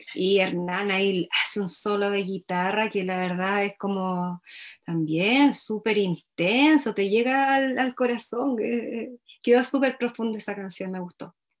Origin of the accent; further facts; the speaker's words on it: Laja, Biobío, Chile; moved away; yo también me fui de Laja, yo me fui de Laja por muchos años, me quise ir de Laja y bueno, la vida finalmente me trajo de vuelta